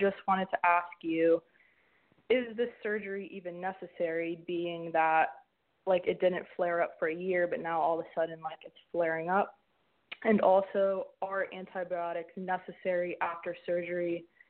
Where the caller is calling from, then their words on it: Hawaii, United States; Hi, I called last week. I was the one from Hawaii and got staph infection, double dose of antibiotics and breathing problems, brain fog, quacko doctors.